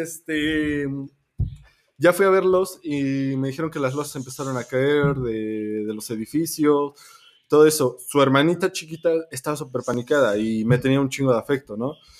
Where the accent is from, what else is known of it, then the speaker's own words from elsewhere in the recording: Mexico; como mexicanos